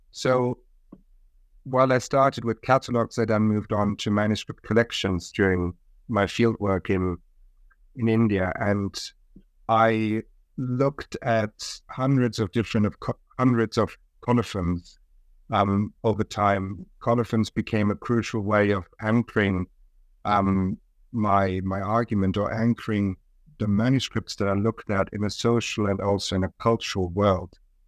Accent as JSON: {"language": "English", "town": "Munich", "region": "Bavaria", "country": "Germany", "tie": "born or raised there", "also_born_or_lived": "Japan / South Korea / Russia", "said": "So I was born in Germany, in Munich. I grew up in Germany, went to school in Germany, but I also lived in other countries, in Japan, in South Korea, Russia."}